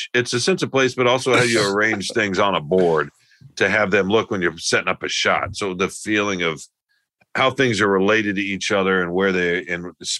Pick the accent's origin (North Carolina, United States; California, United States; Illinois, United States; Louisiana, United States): California, United States; Oh, I know what this means because I'm smart and I'm from Southern California. But these rubes here in the Midwest don't know.